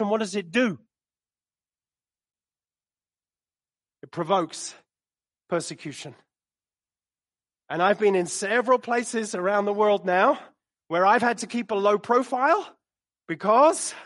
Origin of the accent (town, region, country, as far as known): London, United Kingdom; moved away